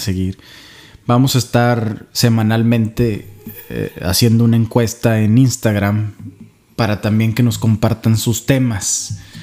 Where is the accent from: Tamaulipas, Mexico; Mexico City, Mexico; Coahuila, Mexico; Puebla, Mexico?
Coahuila, Mexico; Saltillo; moved away as an adult; also born or lived in Guadalajara, Jalisco / Knoxville, Tennessee / Chicago, Illinois / Philadelphia; now in San Antonio, United States; Pues nací en Guadalajara, Jalisco, pero viví en Saltillo